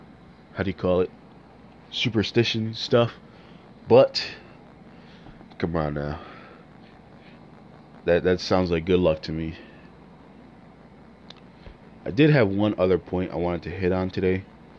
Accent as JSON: {"language": "English", "town": "Chicago", "region": "Illinois", "country": "United States", "tie": "born or raised there", "said": "When you're truly born and raised in Chicago"}